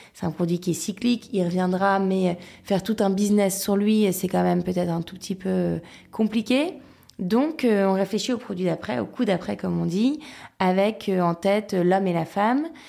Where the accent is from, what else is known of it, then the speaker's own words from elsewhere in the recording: Lille, Hauts-de-France, France; je suis lilloise d'origine, donc je viens du Nord. Euh, j'ai grandi dans un environnement hyper serein